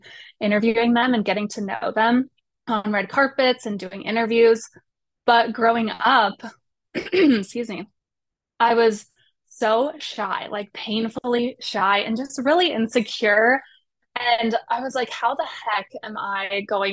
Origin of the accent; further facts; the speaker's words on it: Colorado, United States; moved away; I grew up in Colorado, away from